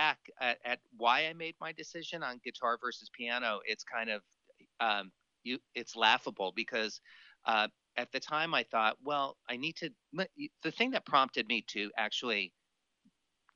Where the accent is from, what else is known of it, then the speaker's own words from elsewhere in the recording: Miami, Florida, United States; moved away as an adult; also born or lived in Boston / Los Angeles; born and raised in Miami